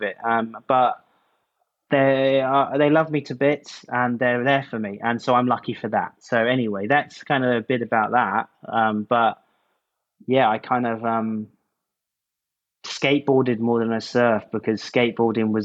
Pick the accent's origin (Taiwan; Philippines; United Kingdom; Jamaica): United Kingdom; St Ives, South West England; also born or lived in Newlyn, Cornwall; now in Ireland; I was born in New Lynn, which is south coast. But I grew up around St. Ives